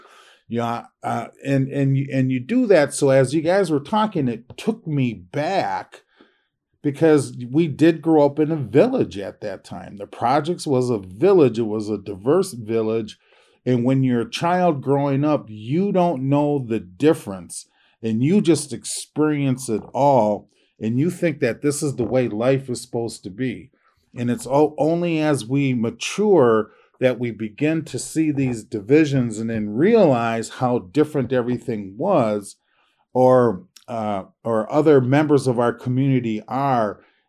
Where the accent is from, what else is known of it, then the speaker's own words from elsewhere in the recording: Minneapolis, Minnesota, United States; I grew up in North Minneapolis in the projects